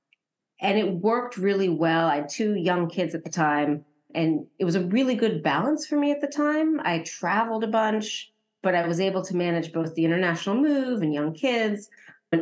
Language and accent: English; United States; moved away as an adult; also born or lived in Turkey